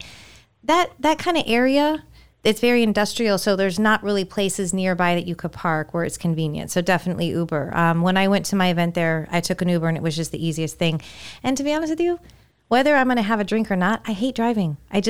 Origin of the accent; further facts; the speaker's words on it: California, United States; We had that. I was about to sneeze here. Growing up in California.